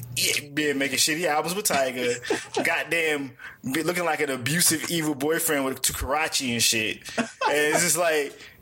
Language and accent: English; Washington, District of Columbia, United States; also born or lived in New York; I'm from um the DC area